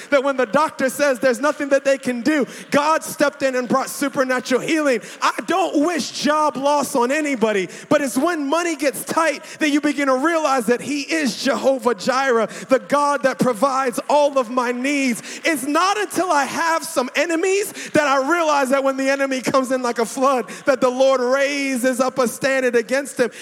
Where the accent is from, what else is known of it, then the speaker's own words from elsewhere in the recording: Baltimore, Maryland, United States; I was born in Baltimore, uh, so I'm American